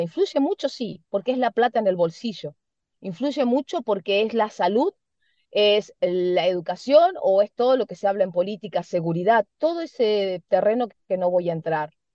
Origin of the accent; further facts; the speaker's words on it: Argentina; Somos nosotros los argentinos también con una idiosincrasia especial